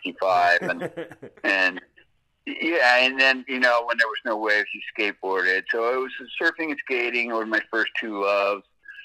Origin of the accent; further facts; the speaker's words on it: Lynwood, California, United States; born there; I was born in South Central Los Angeles in Linwood, California.